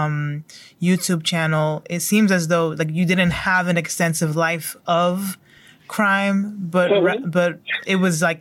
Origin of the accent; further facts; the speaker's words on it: United States; I'm a, you know, first generation American. I was born in the States.